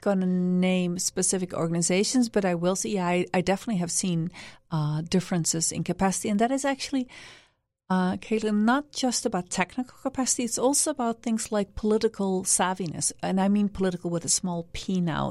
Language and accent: English; Netherlands; moved away; also born or lived in Washington, D.C., United States / Vietnam / Cambodia; I'm originally from the Netherlands